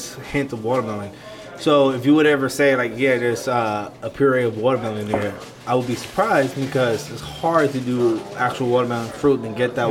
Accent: New York City, New York, United States; I'm from New York City

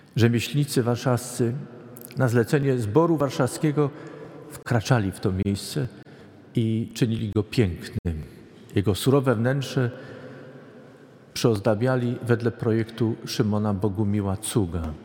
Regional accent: Poland; moved away; Pochodzę z zupełnie innego regionu Polski

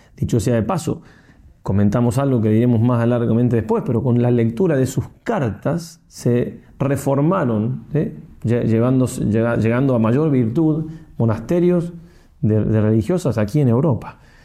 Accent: Argentina; soy argentino

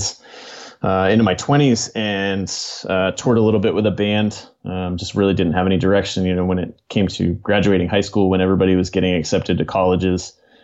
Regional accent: New Hampshire, United States; also born or lived in Massachusetts; I was born in Massachusetts, grew up mostly in New Hampshire, but obviously bounced around from state to state as well in the region

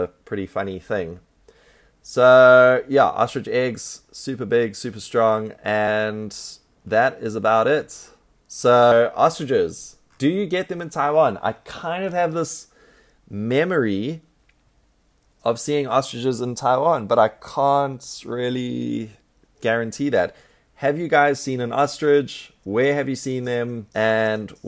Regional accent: South Africa; I'm from South Africa, and so there's lots of ostriches in South Africa

